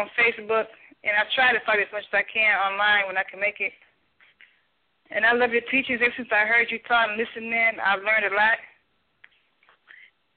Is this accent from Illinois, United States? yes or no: yes; Chicago, Illinois, United States; I'm actually from Chicago, the Chicago area